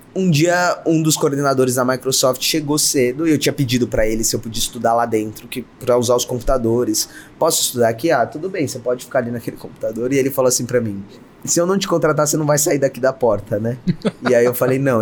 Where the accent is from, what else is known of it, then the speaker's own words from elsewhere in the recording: São Paulo, Brazil; eu nasci numa periferia em São Paulo, meu pai era mecânico, minha mãe fazia bolo, uhum. é, eu nasci no bairro do Grajaú